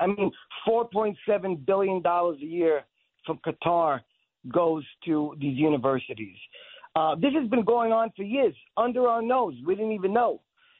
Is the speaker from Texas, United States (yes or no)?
no; Brooklyn, New York, United States; also born or lived in Israel; Yes, so I was born in Israel and I was raised in New York. At age 9, my parents moved us to Brooklyn.